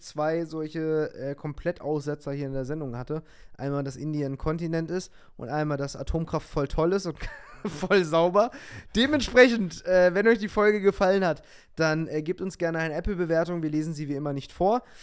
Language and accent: German; Lower Saxony, Germany; ich komme ja aus Niedersachsen und nicht weit davon ist Wolfenbüttel